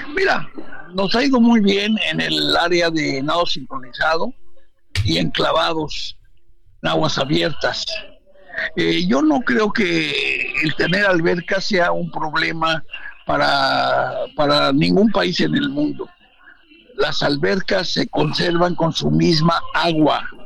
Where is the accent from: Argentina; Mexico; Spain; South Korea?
Mexico; nuestro país